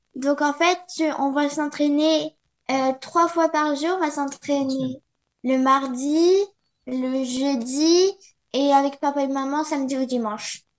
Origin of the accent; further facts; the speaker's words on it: France; moved away; je suis française